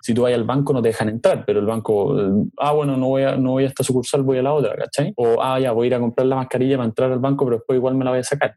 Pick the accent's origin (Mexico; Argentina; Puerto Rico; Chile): Chile; nosotros como chilenos